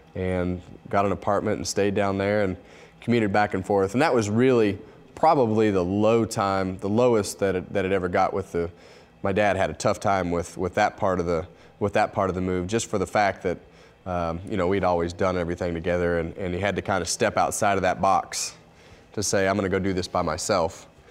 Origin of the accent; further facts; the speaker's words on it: Bakersfield, California, United States; I grew up in Bakersfield, California